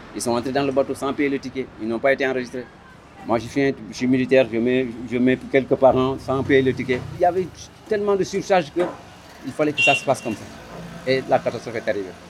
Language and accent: French; southern Senegal, Senegal; nous savons que nous sommes Sénégalais